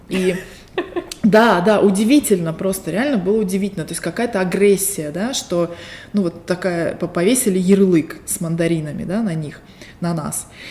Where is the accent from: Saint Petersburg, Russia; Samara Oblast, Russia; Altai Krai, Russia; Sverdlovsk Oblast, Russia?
Altai Krai, Russia; Barnaul; now in Las Vegas, United States; Я родилась в Сибири, в городе Барнаул, а сейчас живу в Лас-Вегасе, штат Невада, и это моя вторая эмиграция